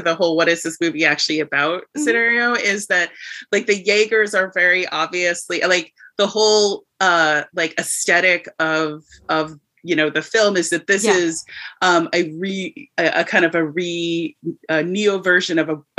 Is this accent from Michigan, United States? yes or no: no; Hawaii, United States; As a young child, I grew up in Hawaii